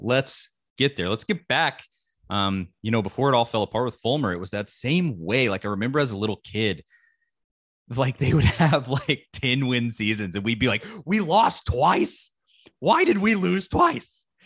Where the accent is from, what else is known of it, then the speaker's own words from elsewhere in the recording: Knoxville, Tennessee, United States; I grew up in Knoxville, Tennessee, my entire life